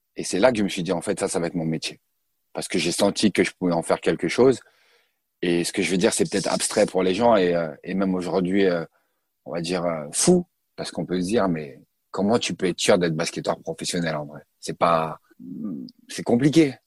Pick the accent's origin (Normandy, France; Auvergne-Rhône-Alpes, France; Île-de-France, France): Île-de-France, France; Colombes; also born or lived in Sarcelles; je suis né à Colombes dans le 92